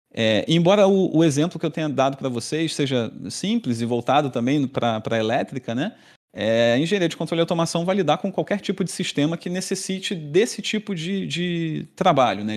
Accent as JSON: {"language": "Portuguese", "region": "Rio de Janeiro", "country": "Brazil", "tie": "born or raised there", "moved": "as an adult", "lives_now": "Florianópolis, Brazil", "said": "sou natural do Rio de Janeiro, fiz toda a minha formação lá"}